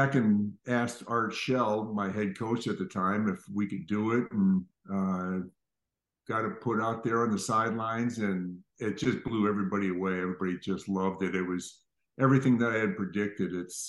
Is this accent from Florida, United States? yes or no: no; Minneapolis, Minnesota, United States; also born or lived in St. Louis, United States / Chicago, United States / Connecticut, United States; but I grew up in the Midwest, mostly Minneapolis. My father was a salesman for a canning company for 30 years. And so we traveled around. We were moving about every 2 years, but I was like born in St. Louis and then Minnesota and Chicago and Connecticut